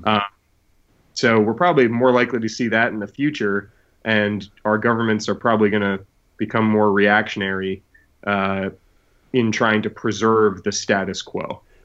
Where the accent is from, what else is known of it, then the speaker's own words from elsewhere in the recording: New England, United States; I grew up in New England where we have a town meeting system